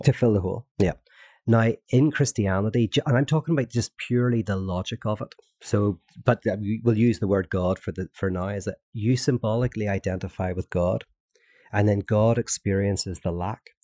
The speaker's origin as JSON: {"language": "English", "region": "Northern Ireland", "country": "United Kingdom", "tie": "born or raised there", "said": "growing up in Northern Ireland. which I did during a, uh, the Troubles"}